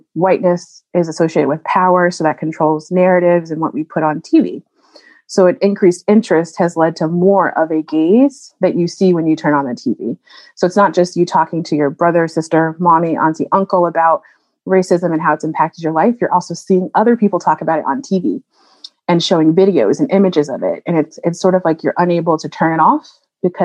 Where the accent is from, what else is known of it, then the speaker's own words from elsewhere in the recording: North Carolina, United States; moved away as an adult; also born or lived in New Orleans, Louisiana / New Haven, Connecticut; now in Massachusetts, United States; I grew up in North Carolina and left to go to New Orleans for undergrad